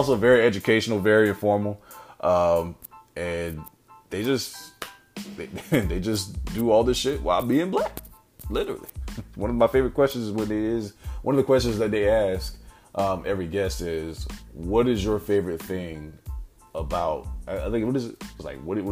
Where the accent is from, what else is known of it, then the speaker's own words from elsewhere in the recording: South Carolina, United States; South Carolina, my home state